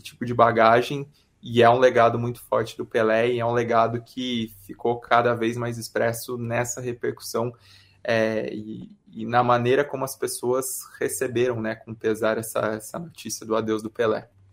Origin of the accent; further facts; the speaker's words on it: Brazil; a gente como brasileiro se identifica